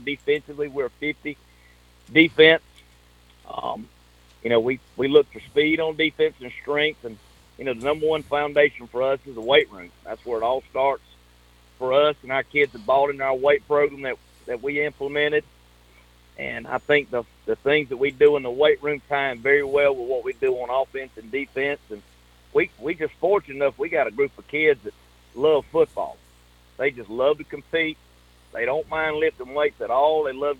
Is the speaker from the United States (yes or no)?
yes; Millen, Georgia, United States; Well, that's a long story. I'm originally from Millen, Georgia, Jenkins County, and I started out not in education.